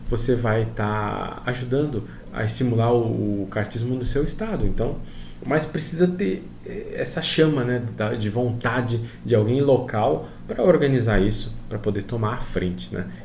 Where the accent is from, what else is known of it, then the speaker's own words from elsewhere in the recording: Paraná, Brazil; Eu sou do Paraná, existe aqui um torneio nacional no Paraná, legal.